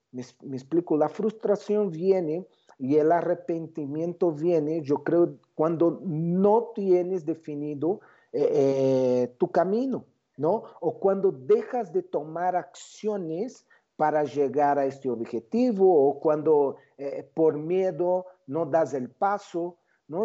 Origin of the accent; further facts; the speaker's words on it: São Paulo, Brazil; moved away as an adult; now in Mexico; Yo yo nací en Brasil, São Paulo, ¿no? Eh, eh, cuando tenía 30 años, la empresa en que trabajaba, que se llama Boris Systems, decidió abrir en México